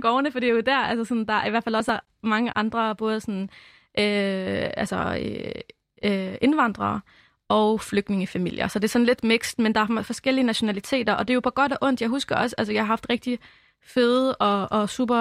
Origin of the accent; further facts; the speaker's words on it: Albertslund, Capital Region of Denmark, Denmark; also born or lived in Lebanon; Jeg er vokset op i Albertslund på Vestegnen